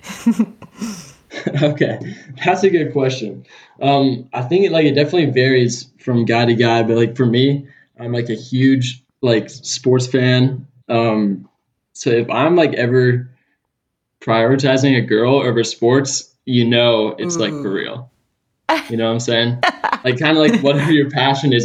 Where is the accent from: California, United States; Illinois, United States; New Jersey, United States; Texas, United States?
California, United States; Manhattan Beach; accent: California accent; moved away as an adult; now in Auburn, United States; growing up in Southern California